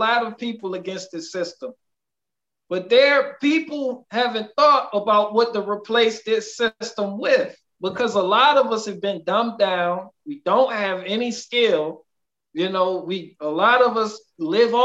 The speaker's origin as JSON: {"language": "English", "country": "United States", "said": "I'm American first"}